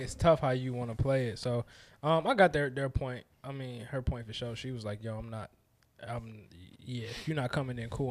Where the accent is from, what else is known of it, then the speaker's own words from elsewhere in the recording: Detroit, Michigan, United States; I'm from Detroit